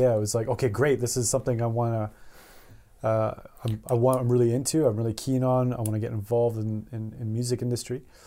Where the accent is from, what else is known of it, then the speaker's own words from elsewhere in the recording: Edmonton, Alberta, Canada; also born or lived in Beaumont, Alberta; I'm from, I'm from Canada. I was born in a town called Edmonton, Alberta. Um, and basically raising this town.